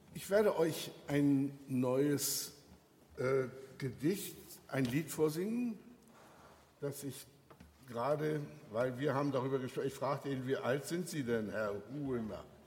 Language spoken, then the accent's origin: German; Germany; wir so als Deutsche